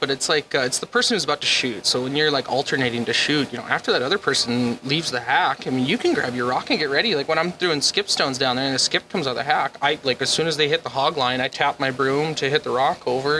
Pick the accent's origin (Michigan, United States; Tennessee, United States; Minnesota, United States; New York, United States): Minnesota, United States; Bemidji; moved away; I'm from Bemidji, Minnesota.